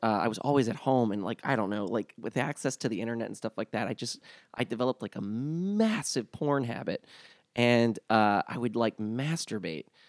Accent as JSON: {"language": "English", "town": "New Orleans", "region": "Louisiana", "country": "United States", "tie": "born or raised there", "moved": "yes", "said": "I was raised in New Orleans during the school year"}